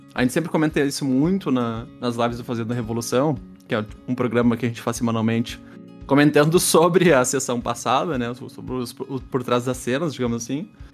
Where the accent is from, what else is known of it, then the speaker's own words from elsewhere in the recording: Porto Alegre, Rio Grande do Sul, Brazil; sou de Porto Alegre